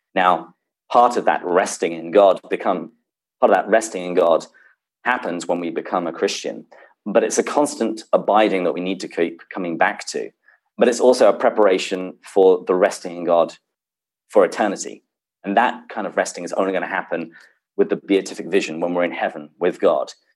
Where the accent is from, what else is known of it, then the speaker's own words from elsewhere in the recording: England, United Kingdom; accent: British; also born or lived in Seattle; now in San Diego, United States; I was born and raised in England uh, before I came to bless America